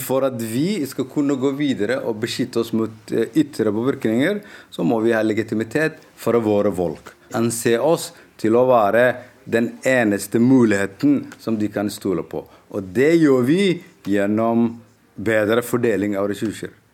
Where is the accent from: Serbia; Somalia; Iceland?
Somalia; moved away; also born or lived in Norway; har reist tilbake hjem